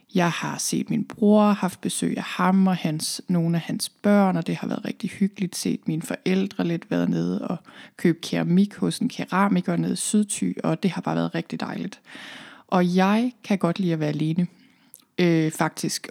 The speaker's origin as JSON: {"language": "Danish", "area": "Thy", "region": "North Denmark Region", "country": "Denmark", "tie": "born or raised there", "also_born_or_lived": "Copenhagen / London", "moved": "as an adult", "said": "Jeg er oprindeligt her fra Thy, hvor jeg sidder lige nu"}